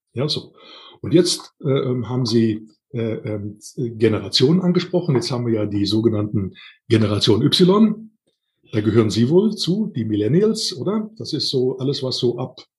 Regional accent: Siebengebirge, near Bonn, North Rhine-Westphalia, Germany; moved away as an adult; now in Hohenbrunn, Germany; Meine ursprüngliche Heimat ist das Siebengebirge, also oben in der Nähe von Bonn

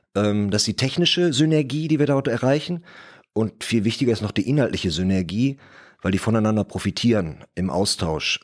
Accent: Bottrop, North Rhine-Westphalia, Germany; Ich komme aus Bottrop, bin also bin auch hier geboren, komme also aus der Region

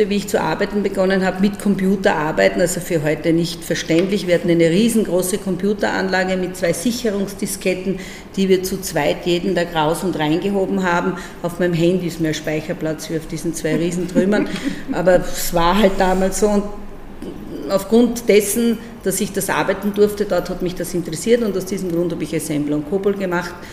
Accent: Breitenbrunn am Neusiedlersee, Burgenland, Austria; also born or lived in Eisenstadt; da bin ich dann in Eisenstadt geboren und ich bin in Breitenbrunn am Neusiedlersee aufgewachsen.

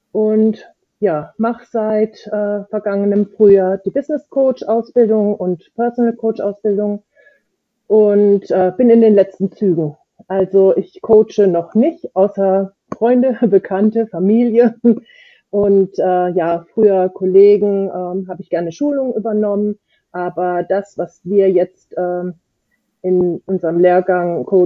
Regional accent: Östringen, Baden-Württemberg, Germany; Ich komme aus Östringen. das ist im schönen Kraichgau, auch badische Toskana genannt.

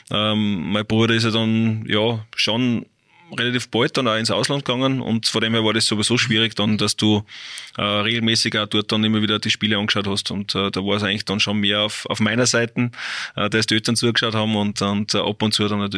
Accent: Salzburg, Austria; es ist schon Salzburg, ist mein Heimatbundesland.

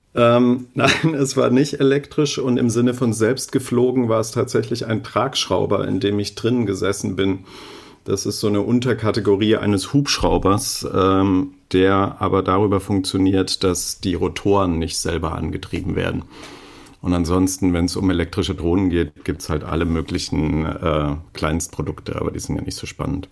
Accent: Germany; ich als Deutscher

